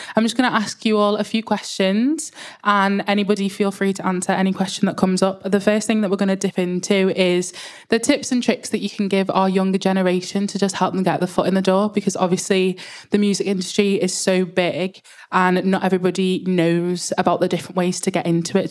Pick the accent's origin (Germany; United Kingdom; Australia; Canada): United Kingdom; Liverpool, North West England; I am from Liverpool, so if the accent's a bit hard to understand, just tell me to slow down